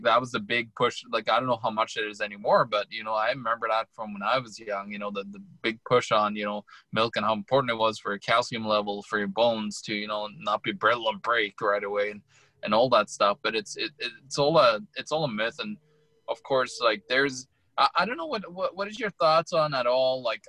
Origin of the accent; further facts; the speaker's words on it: Norway; moved away; when I lived back home in my home country, Norway